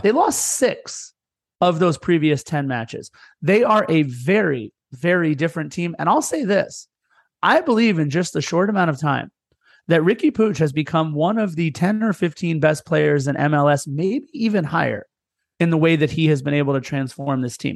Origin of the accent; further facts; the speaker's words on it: Torrance, California, United States; I lived in apartment one one five growing up in Torrance in the apartment complex we lived